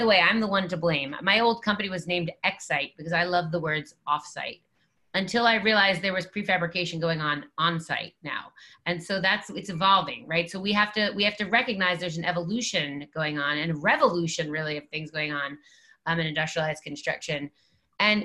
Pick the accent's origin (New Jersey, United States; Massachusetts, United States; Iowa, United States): New Jersey, United States; we're all from Jersey